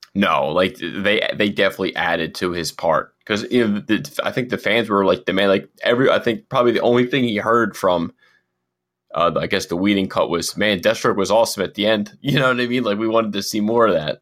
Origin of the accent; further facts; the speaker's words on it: Philadelphia, Pennsylvania, United States; we're from Philadelphia